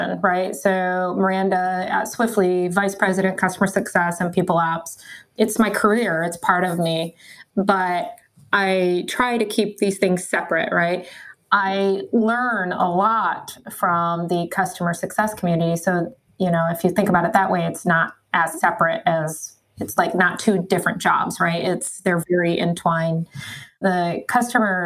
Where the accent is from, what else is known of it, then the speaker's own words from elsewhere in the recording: Michigan, United States; I grew up in Michigan.